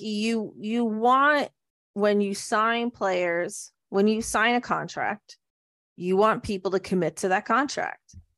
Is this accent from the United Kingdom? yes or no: no; Canada; we're Canadian